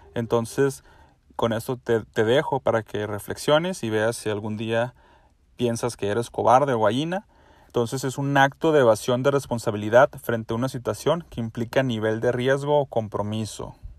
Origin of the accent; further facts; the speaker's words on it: Mexico; yo soy mexicano y en México